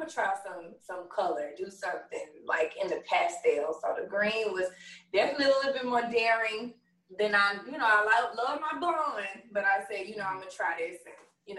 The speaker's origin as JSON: {"language": "English", "town": "Memphis", "region": "Tennessee", "country": "United States", "tie": "born or raised there", "said": "Growing up in Westwood, I mean, I lived with my grandma."}